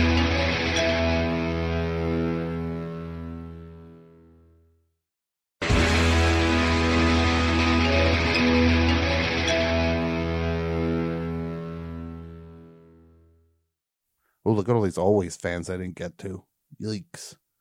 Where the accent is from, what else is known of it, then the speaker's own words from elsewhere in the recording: New Brunswick, New Jersey, United States; Like around New Brunswick, that area